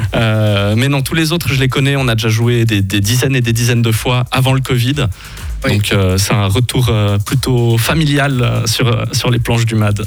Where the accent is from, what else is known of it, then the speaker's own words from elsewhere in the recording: Fribourg, Switzerland; on vient des deux de Fribourg